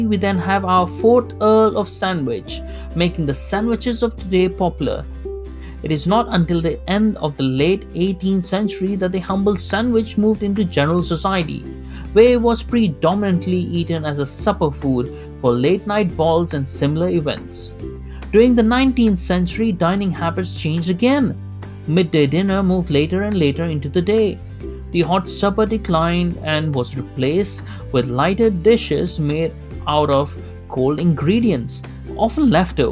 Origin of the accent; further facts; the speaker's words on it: Kuwait; something I grew up with in Kuwait